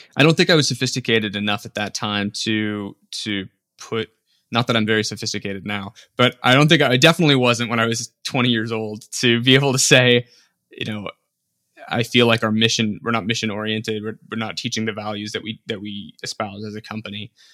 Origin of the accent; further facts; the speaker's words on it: Las Vegas, Nevada, United States; I grew up in Las Vegas